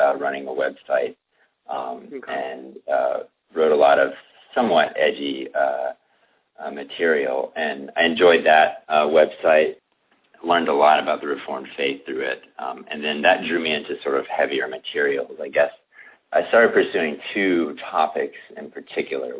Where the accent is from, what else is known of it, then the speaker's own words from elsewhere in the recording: Chattanooga, Tennessee, United States; I grew up in Tennessee, in the Chattanooga area for the most part